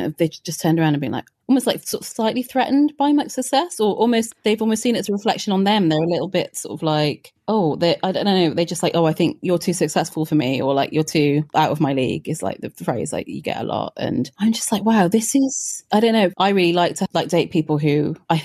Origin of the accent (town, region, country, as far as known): Wales, United Kingdom; born or raised there